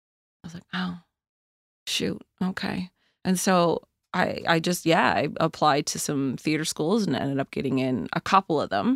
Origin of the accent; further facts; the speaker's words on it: Kingston Peninsula, New Brunswick, Canada; now in Halifax, Canada; I mean, I went to school in Hampton. I grew up on the Kingston Peninsula.